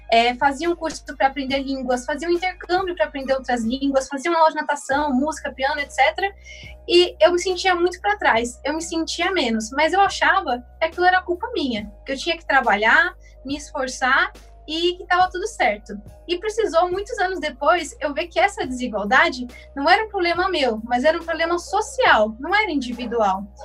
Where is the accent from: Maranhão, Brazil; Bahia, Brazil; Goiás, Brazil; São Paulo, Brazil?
São Paulo, Brazil; do extremo de São Paulo, só que do outro lado da cidade, da Zona Norte. Eu sou aqui da Vila Mazei